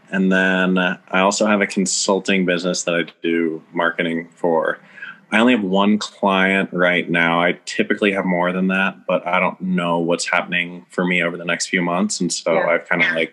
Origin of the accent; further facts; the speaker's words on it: St. Louis, Missouri, United States; moved away as an adult; now in Salt Lake City, United States; I am originally from St. Louis, Missouri. I've been in Salt Lake City, Utah for the past 10 years